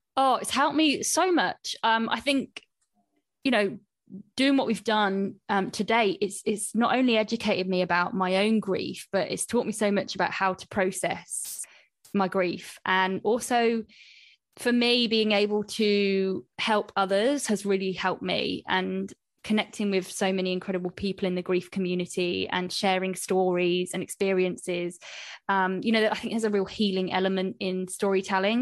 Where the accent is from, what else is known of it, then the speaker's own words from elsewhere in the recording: Coventry, West Midlands, United Kingdom; in Cov, like, where I'm from, there were no, like, sushi places